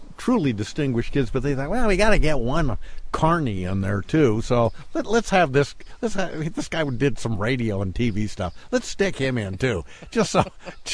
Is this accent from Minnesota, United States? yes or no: no; Bend, Oregon, United States; I'm from Bend, Oregon, and I am in the Bend High School Hall of Fame